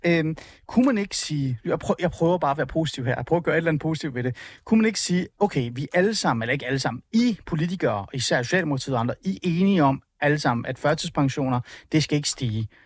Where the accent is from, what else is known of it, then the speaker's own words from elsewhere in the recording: Iran; jeg er iraner.